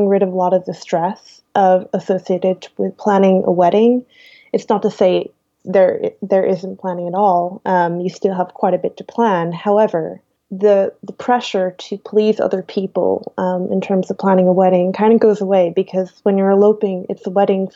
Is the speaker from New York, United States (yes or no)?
yes; New York, United States; moved away as an adult; now in Netherlands; I'm from New York